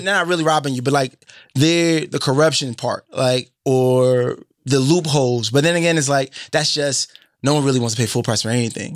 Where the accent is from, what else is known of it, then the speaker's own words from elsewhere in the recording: Boston, Massachusetts, United States; the people I grew up with in Boston